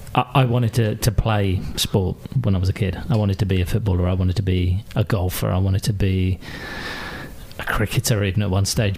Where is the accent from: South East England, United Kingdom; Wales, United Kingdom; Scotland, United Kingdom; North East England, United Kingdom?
South East England, United Kingdom; Maidenhead; also born or lived in Glasgow; I grew up uh, just outside uh, London, west of London, in uh, Royal Berkshire, in Maidenhead